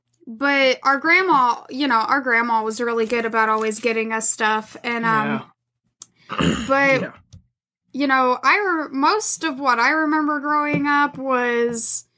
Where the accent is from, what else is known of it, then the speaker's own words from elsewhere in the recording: the South, United States; I'm from the South.